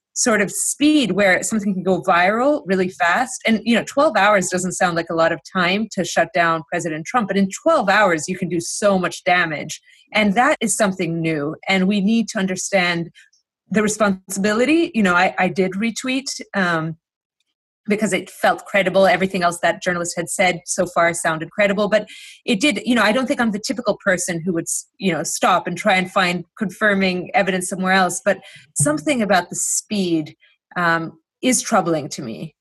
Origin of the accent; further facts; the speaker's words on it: Greece; now in United States; I grew up in Greece